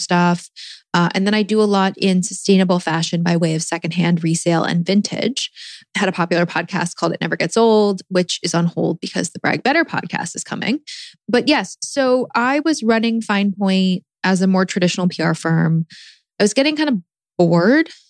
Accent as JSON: {"language": "English", "town": "Washington", "region": "District of Columbia", "country": "United States", "also_born_or_lived": "New York / Los Angeles", "moved": "yes", "said": "I am from Washington, D.C., have been in New York and L.A."}